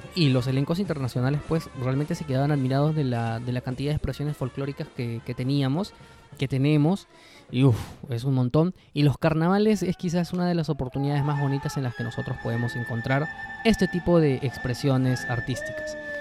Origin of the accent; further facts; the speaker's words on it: Lima, Peru; nosotros pues somos limeños mazamorreros